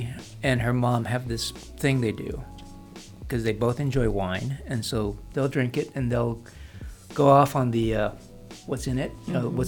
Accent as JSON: {"language": "English", "country": "Guam", "said": "But of course, I'm from Guam"}